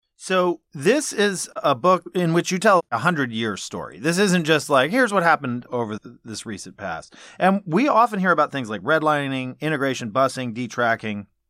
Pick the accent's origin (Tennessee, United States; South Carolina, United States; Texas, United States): South Carolina, United States; Charleston; I grew up in Charleston, South Carolina